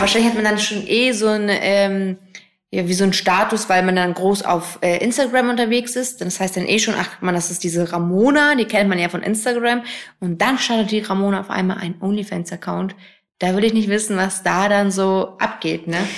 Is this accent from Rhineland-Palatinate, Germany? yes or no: no; Hamburg, Germany; moved away as an adult; now in Berlin, Germany; ich bin ja in Hamburg groß geworden, wohne jetzt auch noch nicht lange in Berlin